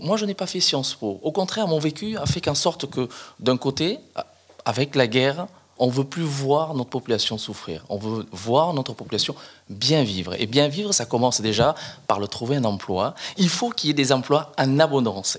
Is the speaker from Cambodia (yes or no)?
yes; Cambodia; now in France; là d'où je viens, exactement, ça s'appelle le Cambodge